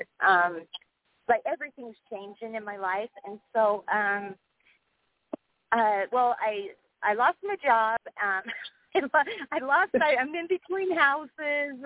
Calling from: Wyoming, United States; I'm calling from Wyoming

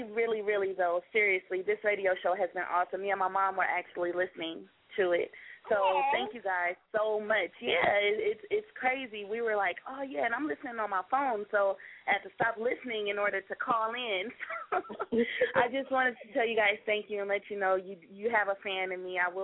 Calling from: California, United States; I'm calling from Cali.

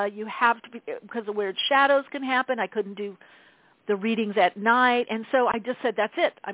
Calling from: New York, United States; I'm calling from New York

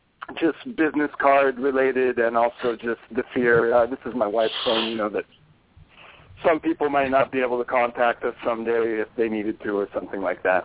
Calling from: Oakland, California, United States; I'm calling from Oakland. You know, I think we've been over this or whatever in detail, but I'm calling from my house in Oakland.

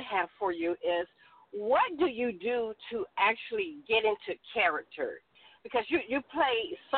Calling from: Tulsa, Oklahoma, United States; I'm calling from Tulsa, Oklahoma.

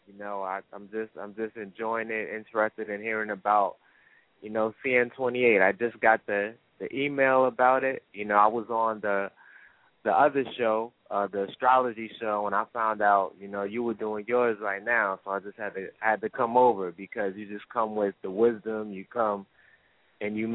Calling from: New Jersey, United States; I'm calling from Jersey.

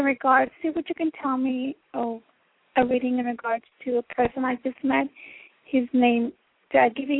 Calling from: Texas, United States; I'm calling from Texas.

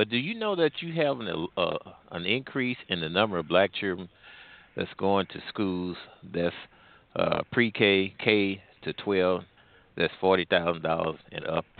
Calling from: St. Louis, Missouri, United States; I'm calling from the St. Louis area.

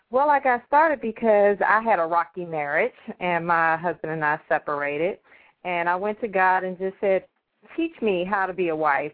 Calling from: Maryland, United States; I'm calling from home in Maryland

